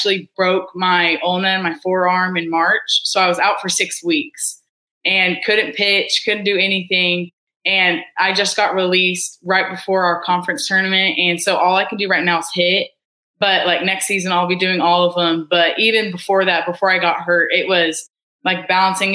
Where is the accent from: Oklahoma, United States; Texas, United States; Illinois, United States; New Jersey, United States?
Oklahoma, United States; Edmond; I'm from Edmond, Oklahoma. I went to Deer Creek High School